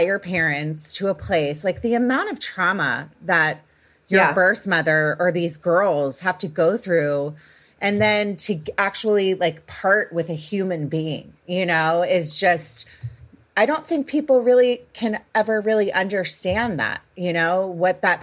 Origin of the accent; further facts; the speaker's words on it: Potomac, Maryland, United States; I'm from the Washington, D.C. area, Potomac, Maryland as well